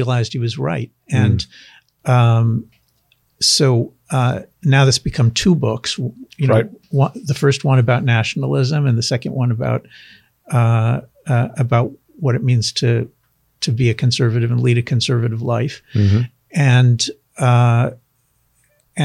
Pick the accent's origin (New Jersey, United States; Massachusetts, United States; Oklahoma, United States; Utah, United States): New Jersey, United States; Princeton; also born or lived in Israel; When I was a small child, my family moved to New Jersey